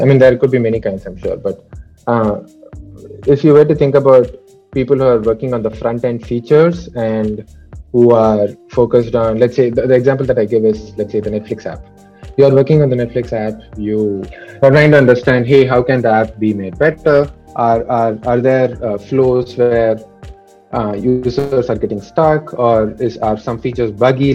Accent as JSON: {"language": "English", "region": "Tamil Nadu", "country": "India", "moved": "as an adult", "said": "I was coming from Tamil Nadu"}